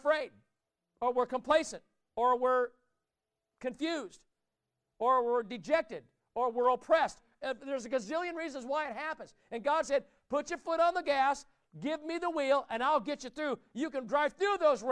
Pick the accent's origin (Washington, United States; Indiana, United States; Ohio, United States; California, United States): Indiana, United States; Warsaw; where I grew up in Warsaw, Indiana